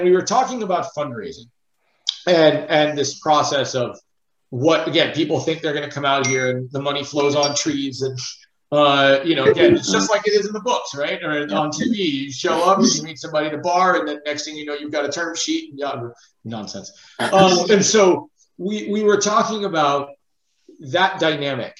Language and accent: English; Los Angeles, California, United States; I grew up in Los Angeles. I grew up in Hollywood